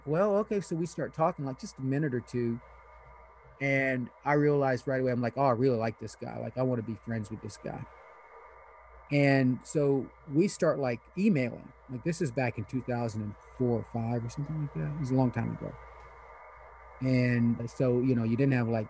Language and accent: English; Eastern Kentucky, United States; English is a second language; I grew up in Eastern Kentucky